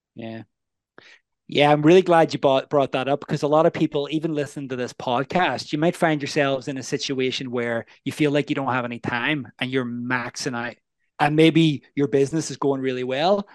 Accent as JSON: {"language": "English", "region": "Northern Ireland", "country": "United Kingdom", "tie": "born or raised there", "said": "I'm from the north of Ireland or Northern Ireland. And what's really interesting and unique about that is I grew up, there was a war"}